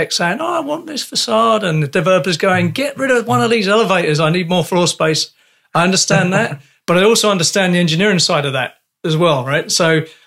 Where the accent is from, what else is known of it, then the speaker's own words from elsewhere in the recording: London, United Kingdom; moved away; also born or lived in Canada; I come from London.